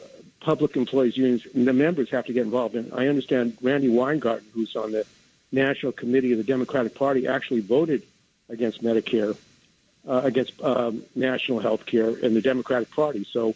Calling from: San Francisco, California, United States; I'm calling from San Francisco.

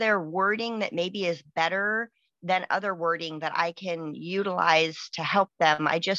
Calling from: Washington, United States; Washington State.

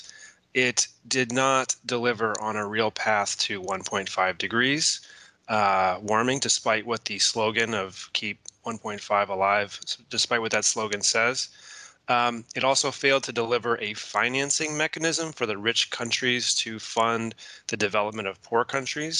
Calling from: Baltimore, Maryland, United States; coming from the United States, so I'm calling from Baltimore, Maryland

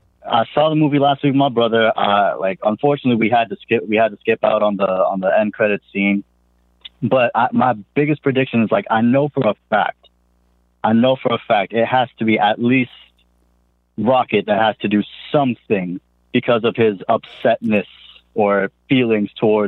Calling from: Boston, Massachusetts, United States; I'm calling from Boston.

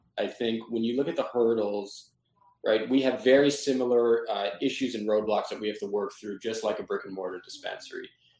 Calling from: Boston, Massachusetts, United States; I am in Boston, Massachusetts, but we'll be back in Big Apple tomorrow.

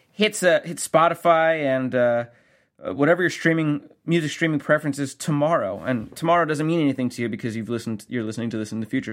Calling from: Columbus, Ohio, United States; I'm calling in from Columbus, Ohio.

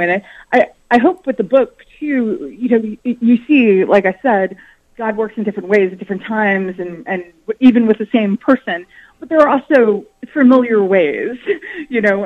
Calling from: New York City, New York, United States; I'm calling from New York City

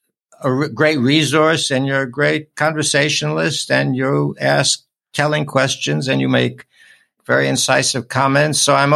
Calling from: Honolulu, Hawaii, United States; calling in from Honolulu

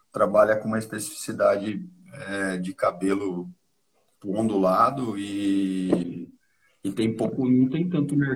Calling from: Piracicaba, São Paulo, Brazil

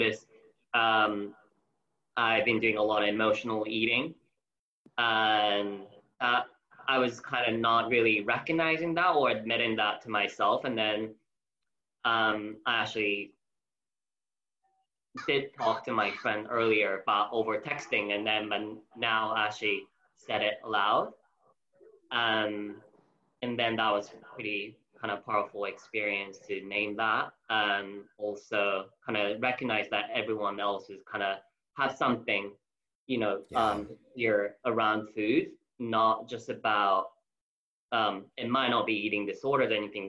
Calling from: London, United Kingdom; I'm calling from London in UK.

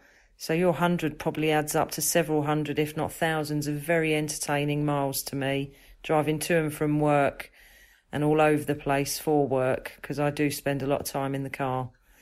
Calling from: Potters Bar, East of England, United Kingdom; I'm … from Potter's Bar in Hertfordshire in the UK.

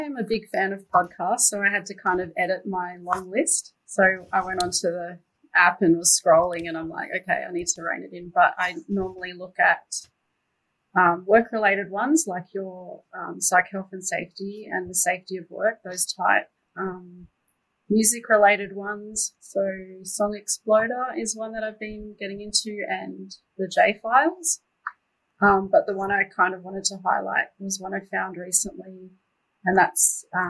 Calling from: Canberra, Australian Capital Territory, Australia; I'm coming from Ngunnawal and Ngambri land, so Canberra, which is also freezing like Melbourne, maybe next level freezing, but nice today.

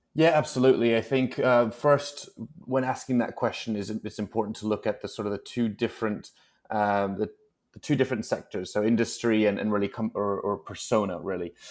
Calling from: New York City, New York, United States; I'm calling in from, actually, cloudy New York City, New York today.

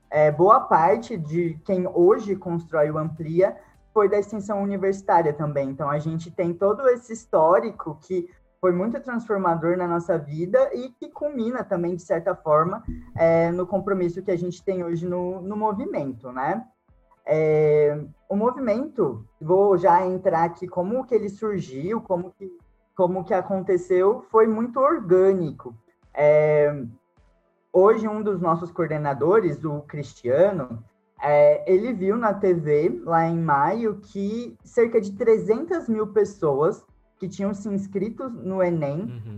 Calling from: Jacareí, São Paulo, Brazil; falo de Jacareí, São Paulo

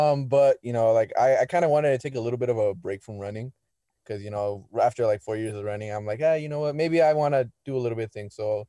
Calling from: Tustin, California, United States; I'm from Tustin, like an hour away below LA.

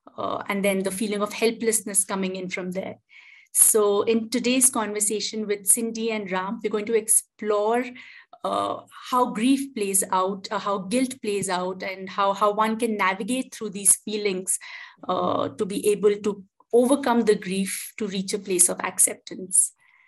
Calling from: India; I'm joining in from India.

